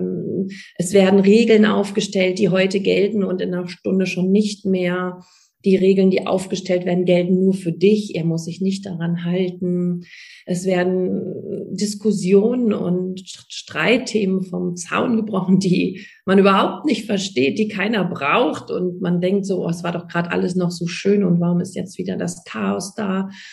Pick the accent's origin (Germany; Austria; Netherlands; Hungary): Germany; bei uns in Deutschland